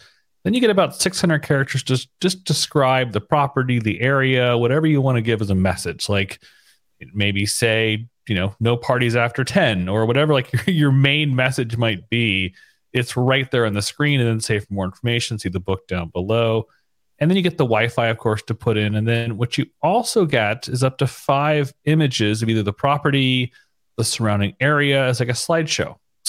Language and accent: English; San Diego, California, United States; moved away as an adult; also born or lived in San Francisco; now in Savannah, United States; I'm originally from San Diego, then San Francisco.